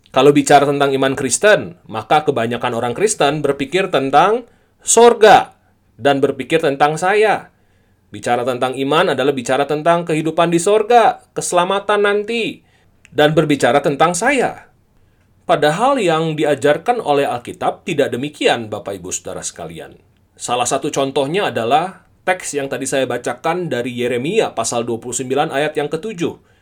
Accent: Indonesia; also born or lived in Bogor, West Java; ketika Tuhan menempatkan setiap kita di Indonesia, lahir di Indonesia, dibesarkan di Indonesia, inilah tanah air kita

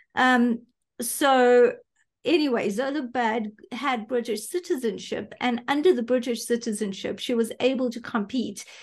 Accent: South Africa; was born here, grew up here. My parents were here

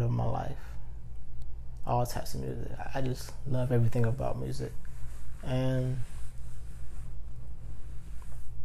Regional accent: Georgia, United States; I'm born and raised in Georgia

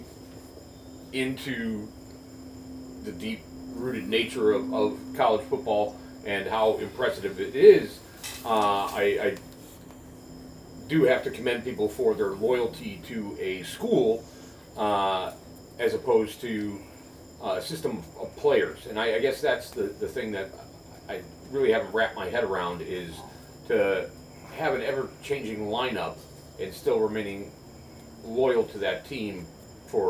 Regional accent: Chicago, Illinois, United States; I grew up in the Chicagoland area.

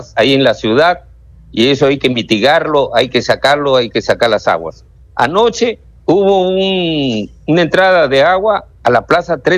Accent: Canchaque, Piura, Peru; yo soy del distrito de Canchaca, de la provincia de Huancabamba, a donde sí ha habido pues un tema de la carretera

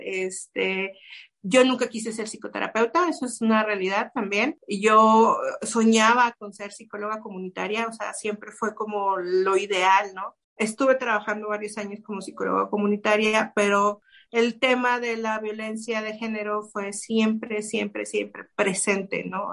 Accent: Chihuahua, Mexico; now in Monterrey, Mexico; Yo crecí en Chihuahua, que es un poco más al norte.

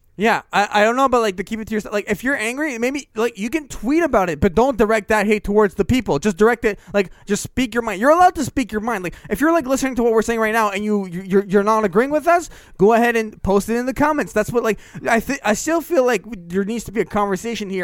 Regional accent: Canada

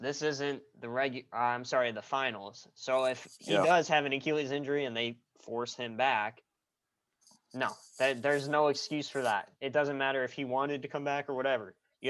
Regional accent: Chicago, Illinois, United States; He's from my hometown. He's from my home city.

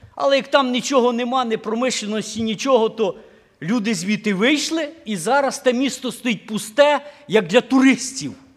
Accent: Ukraine; moved away; хата на Україні

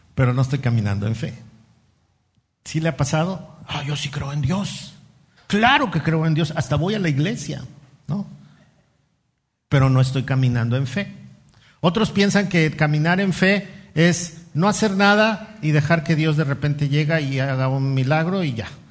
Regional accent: Mexico City, Mexico; moved away; ahí en la Ciudad de México donde yo nací y crecí

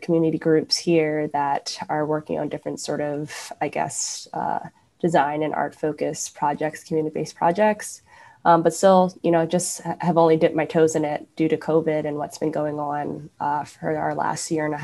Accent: New Jersey, United States; moved away as an adult; also born or lived in Richmond, Virginia / New York; now in Providence, United States; I grew up in New Jersey originally

